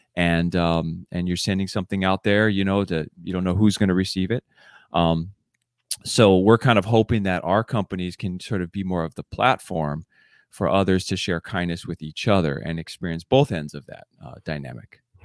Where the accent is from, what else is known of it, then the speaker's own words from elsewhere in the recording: Oahu, Hawaii, United States; moved away as an adult; now in Seattle, United States; we grew up together on Oahu. And, uh, later on, we moved together the same time up to Seattle